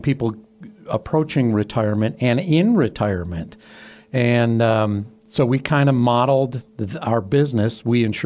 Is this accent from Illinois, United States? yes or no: yes; Chicago, Illinois, United States; also born or lived in Northern Virginia; now in Floyd, United States; I grew up in Chicago